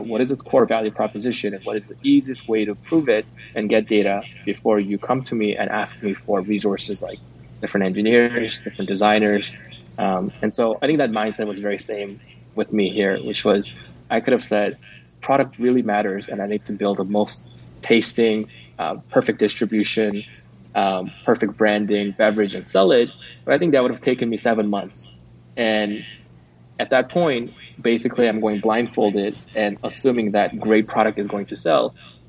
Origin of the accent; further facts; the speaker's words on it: California, United States; I come from Silicon Valley